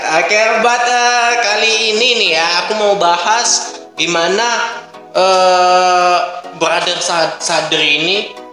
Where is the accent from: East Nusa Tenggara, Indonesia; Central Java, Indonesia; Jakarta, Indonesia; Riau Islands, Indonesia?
Riau Islands, Indonesia; Aku sendiri dari Kabupaten Lingga